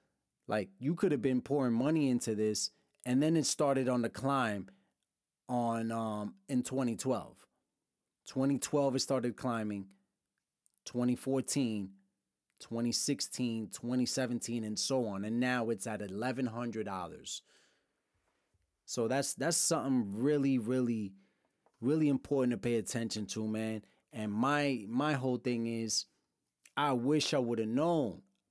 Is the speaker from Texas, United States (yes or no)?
no; Brooklyn, New York, United States; also born or lived in Lawrence, Massachusetts / Pennsylvania / Dominican Republic; I'm from Brooklyn. I've lived in multiple cities, moved around my whole life. Lawrence, Mass., Brooklyn, New York, upstate New York, Pennsylvania, Dominican Republic.